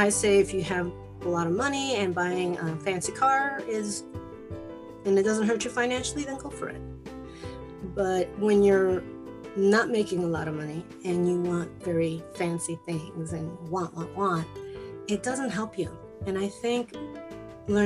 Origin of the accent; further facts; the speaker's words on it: Chicago, Illinois, United States; first language Spanish; English is a second language; I was born and raised in Chicago, but my parents spoke Spanish, and that's all I knew